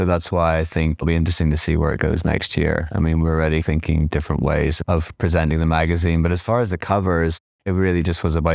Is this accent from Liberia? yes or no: no; Ireland; also born or lived in Nottingham / London; now in New York, United States; But because I came from Ireland, then Nottingham, then London, then New York, I'm no more English listen, I am American. It's like I'm Irish and it's just like it's a different thing.